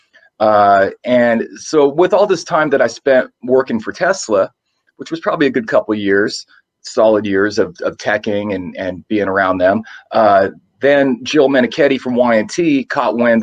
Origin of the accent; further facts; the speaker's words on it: San Jose, California, United States; I'm from San Jose, California